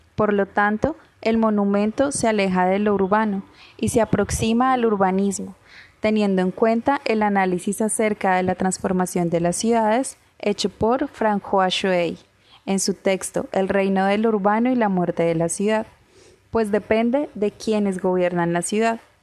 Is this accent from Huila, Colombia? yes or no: no; Cartagena, Bolívar, Colombia; como cartageneros, como colombianos